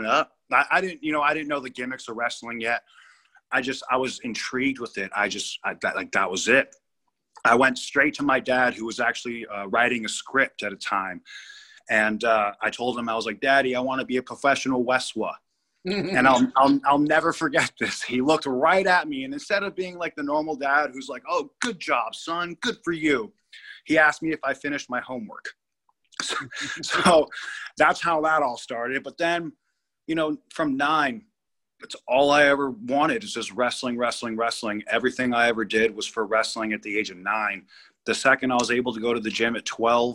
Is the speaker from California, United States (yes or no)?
yes; Malibu, California, United States; also born or lived in Brentwood, Los Angeles; now in Chicago, United States; We ended up moving to Malibu when I was seven